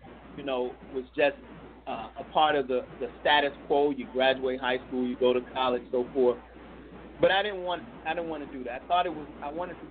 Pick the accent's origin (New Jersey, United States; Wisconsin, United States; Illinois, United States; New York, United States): Illinois, United States; Chicago; I was raised in Chicago, Illinois, single parent